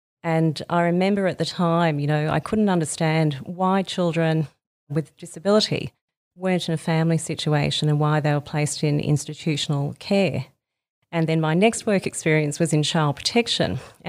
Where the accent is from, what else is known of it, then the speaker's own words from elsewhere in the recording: Sydney, New South Wales, Australia; also born or lived in Melbourne / Brisbane; So I grew up in Sydney, Melbourne and Brisbane and recently had 10 lovely years in the country in a small country town called Yass, just outside of Canberra